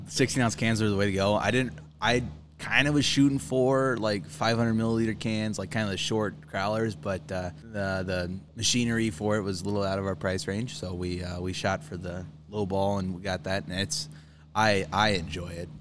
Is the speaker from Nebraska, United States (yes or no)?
yes; Wayne, Nebraska, United States; now in Hartington, United States; my hometown, Wayne